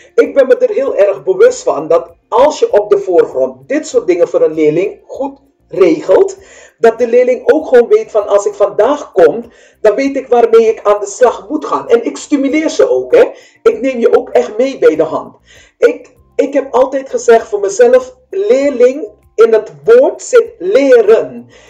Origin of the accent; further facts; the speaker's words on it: Suriname; now in Netherlands; ik kom uit Suriname, wij praten anders